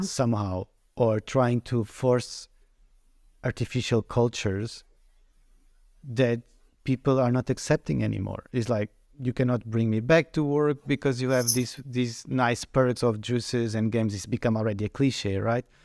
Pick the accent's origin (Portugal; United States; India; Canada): Portugal; moved away as an adult; I come from Portugal. Mm. I came mm. in 2009, in the peak of the economic crisis